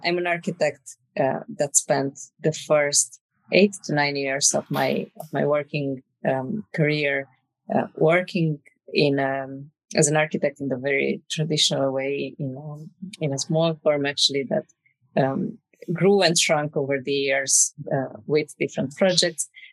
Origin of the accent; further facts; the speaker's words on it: Romania; moved away as an adult; also born or lived in Dublin, Ireland; now in Spain; I'm originally from Romania